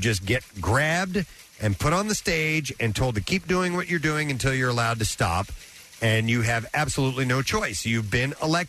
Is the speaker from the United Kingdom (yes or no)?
yes; London, United Kingdom; And they still live in the same street that I grew up on in England.